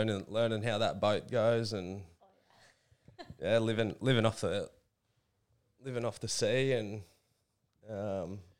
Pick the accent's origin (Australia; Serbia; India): Australia; Noosa, Queensland; moved away; also born or lived in New South Wales; We grew up in Noosa